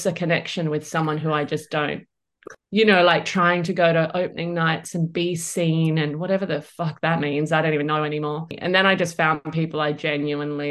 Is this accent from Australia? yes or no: yes; Perth, Western Australia, Australia; growing up in Perth